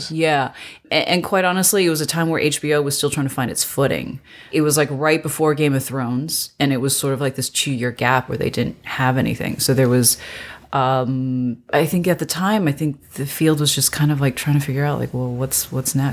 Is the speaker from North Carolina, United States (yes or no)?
yes; North Carolina, United States; also born or lived in China; now in Los Angeles, United States; I was born in China. I was uh, I'm originally from I guess all over, but mainly North Carolina.